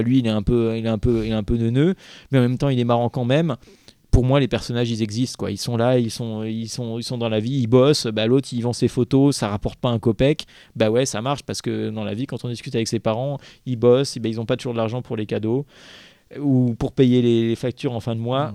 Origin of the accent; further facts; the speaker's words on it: Paris, Île-de-France, France; moi, je suis citadin, je suis né à Paris